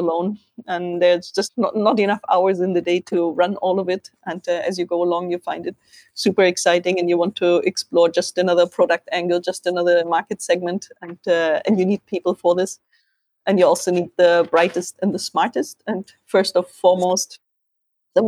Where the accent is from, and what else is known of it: Germany